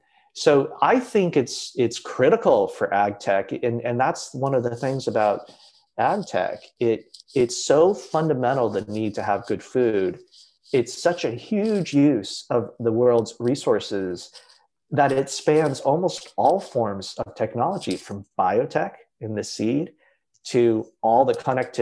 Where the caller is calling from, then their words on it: California, United States; I'm zooming in from California and my company is based in Kentucky.